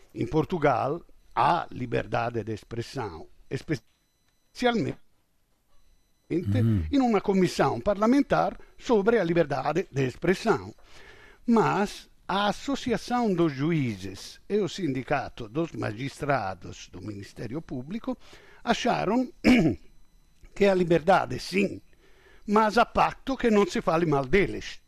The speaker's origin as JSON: {"language": "Portuguese", "country": "Italy", "said": "eu sou europeu, sou italiano, europeu, na NATO"}